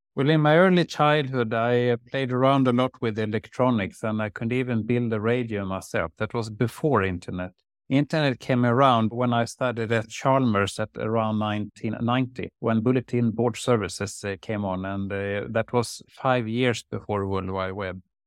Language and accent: English; Lerum, Västra Götaland, Sweden; also born or lived in Uddevalla; First in Uddevalla and then in Lerum outside Gothenburg